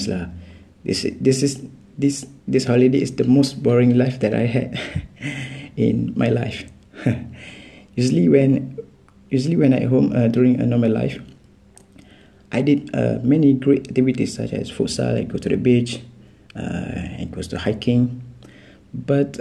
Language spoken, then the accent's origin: English; Terengganu, Malaysia; I'm from Terengganu too.